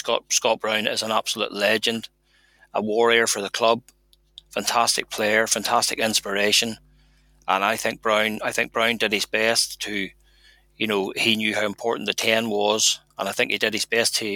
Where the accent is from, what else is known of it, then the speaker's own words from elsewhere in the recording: Ireland; as Irish supporters